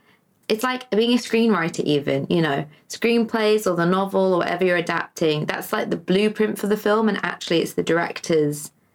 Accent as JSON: {"language": "English", "region": "England", "country": "United Kingdom", "tie": "born or raised there", "said": "everyone in England, we grew up on Roald Dahl at school"}